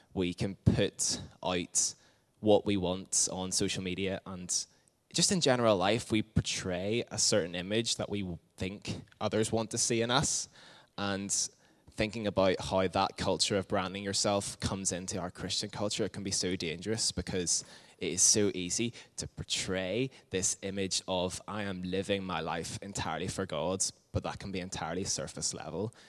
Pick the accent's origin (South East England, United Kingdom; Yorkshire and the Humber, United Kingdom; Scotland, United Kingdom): South East England, United Kingdom; Windsor; I grew up in Windsor